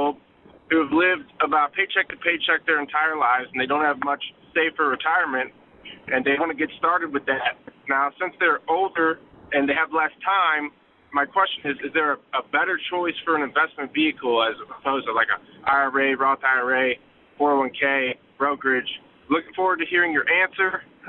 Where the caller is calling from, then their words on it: Alaska, United States; I'm calling in from Alaska.